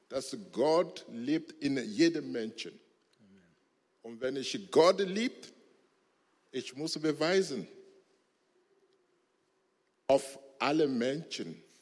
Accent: Chamba, Togo; Ich bin als Muslim geboren und aufgewachsen in Togo, Chamba.

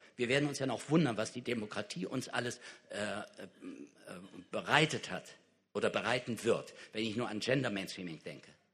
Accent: Kassel, Hesse, Germany; in Kassel, da wo ich herkomme

